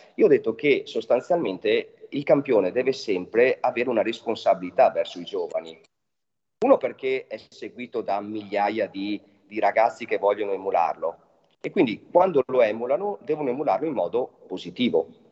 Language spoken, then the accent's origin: Italian; Trentino-Alto Adige, Italy; parte dal mio paese che sono ai confini col Veneto e arriva fino, fino a Trento